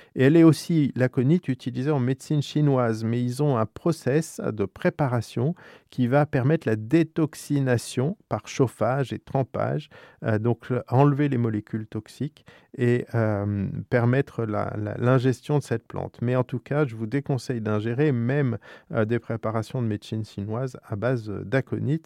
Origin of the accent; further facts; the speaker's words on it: France; chez nous, en France